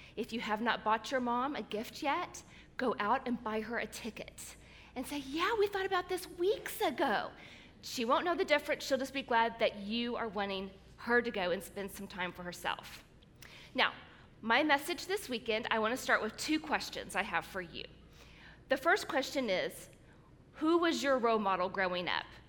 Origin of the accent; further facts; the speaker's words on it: Springfield, Missouri, United States; they opened a new hospital in my hometown of Springfield, Missouri